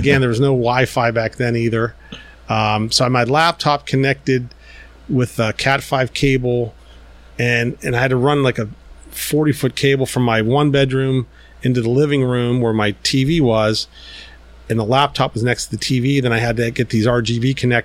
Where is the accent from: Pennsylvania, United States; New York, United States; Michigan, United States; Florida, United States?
Pennsylvania, United States; Pittsburgh; moved away as an adult; now in China; I'm from Pittsburgh. I'm living here.